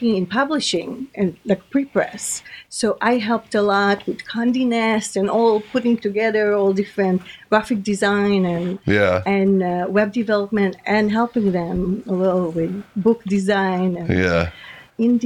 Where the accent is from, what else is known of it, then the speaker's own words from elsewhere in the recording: Israel; moved away; I grew up in Israel